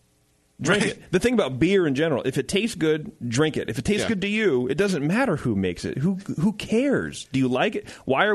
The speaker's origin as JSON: {"language": "English", "region": "West Virginia", "country": "United States", "said": "By the way, I'm from West Virginia, which is the same state as Sarah 36C, whoever remembers that woman."}